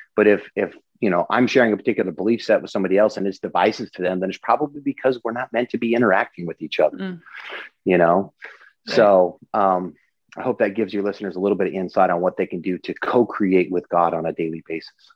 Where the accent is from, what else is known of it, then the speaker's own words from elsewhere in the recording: Eastern Washington State, United States; moved away as an adult; also born or lived in Los Angeles; I grew up in Eastern Washington State in a really small town of less than a thousand